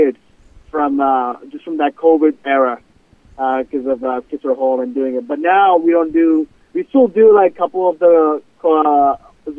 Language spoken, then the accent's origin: English; India; moved away as an adult; now in Weston, United States; I'm originally from India. Came here 6 years ago.